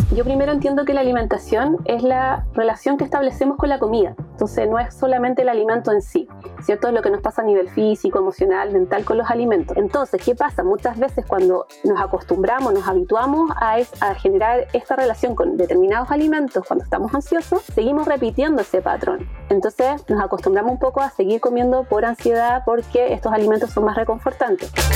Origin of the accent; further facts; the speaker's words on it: Chile; yo soy psicóloga de Chile